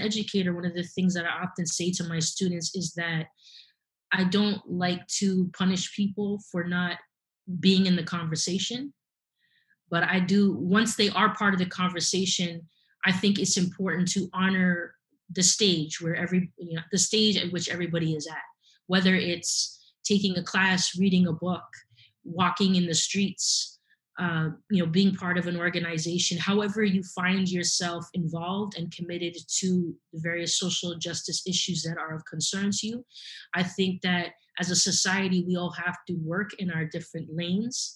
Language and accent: English; Canada